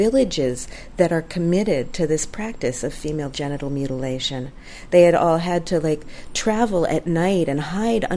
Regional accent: United States; my home country, America

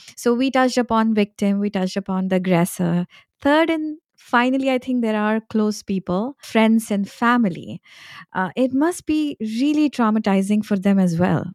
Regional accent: India; moved away; I was born and raised in India

